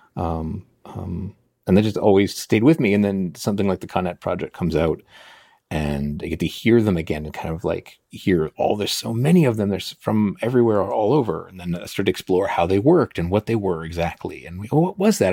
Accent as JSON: {"language": "English", "town": "Chicago", "region": "Illinois", "country": "United States", "tie": "born or raised there", "moved": "yes", "said": "I was born in Chicago. I moved around all over it"}